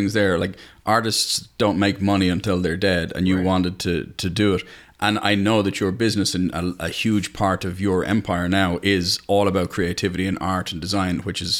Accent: Ireland; as an Irishman

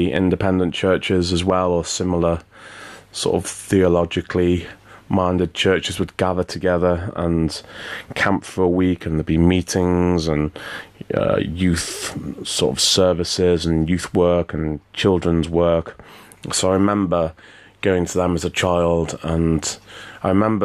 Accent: the Wirral, North West England, United Kingdom; moved away; I grew up on the Wivel

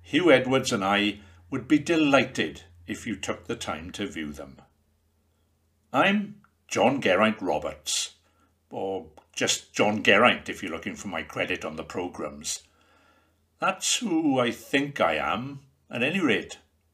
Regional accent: Penygraig, Wales, United Kingdom; I'm a Penygraig boy, a Rhondda man. I'm Welsh and, yes, British

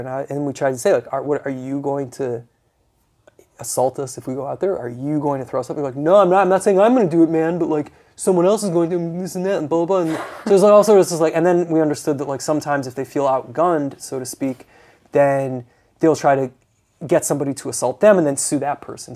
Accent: United States; I'm an American

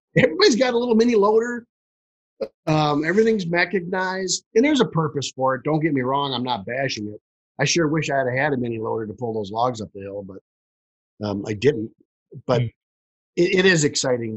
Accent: Detroit, Michigan, United States; I'm from Detroit, Michigan.

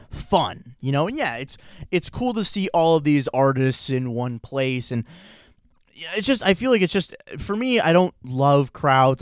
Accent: Chagrin Falls, Ohio, United States; I'm back in Chagrin, Cleveland, Chagrin Falls, my hometown

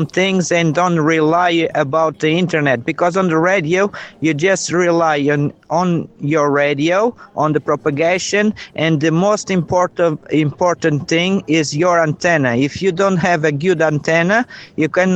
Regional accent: São Jorge, Madeira, Portugal; I'm from North Madeira Island, a place called São Jorge, near from the lighthouse.

